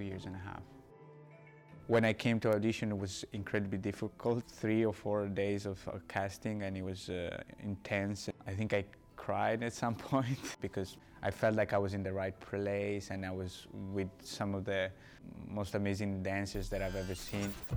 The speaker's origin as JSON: {"language": "English", "country": "Italy", "tie": "born or raised there", "also_born_or_lived": "Colombia", "moved": "yes", "said": "I was born in Colombia, but I grew up in Italy"}